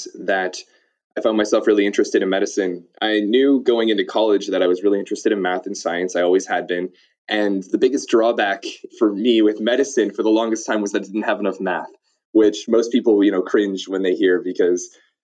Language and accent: English; Chicago area, Illinois, United States; moved away as an adult; also born or lived in North Carolina; all of my education prior to college was actually in the Chicago area